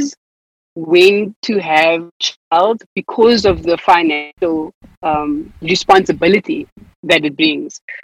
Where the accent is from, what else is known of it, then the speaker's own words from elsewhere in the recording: South Africa; accent: South African; moved away as an adult; now in United States; But I've been sounding more and more South African living here than I did in South Africa